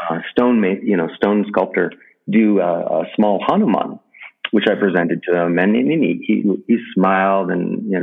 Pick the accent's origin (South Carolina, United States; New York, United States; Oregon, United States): New York, United States; New York City; I grew up in New York City, in Manhattan